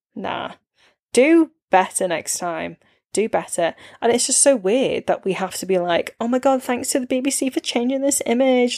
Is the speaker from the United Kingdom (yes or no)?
yes; Warrington, North West England, United Kingdom; growing up in Warrington